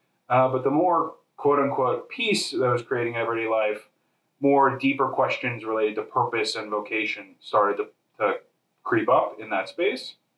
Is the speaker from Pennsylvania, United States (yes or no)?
yes; Harrisburg, Pennsylvania, United States; moved away as an adult; also born or lived in New York / Chicago; I was born and raised in Harrisburg, Pennsylvania.